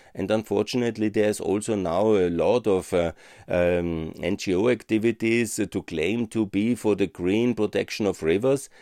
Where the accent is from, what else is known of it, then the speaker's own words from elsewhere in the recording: Austria; I'm from Austria